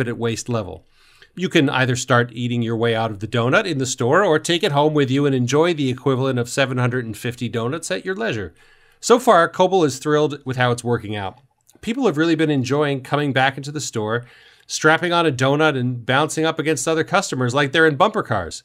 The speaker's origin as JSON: {"language": "English", "region": "New York", "country": "United States", "said": "I'm from New York"}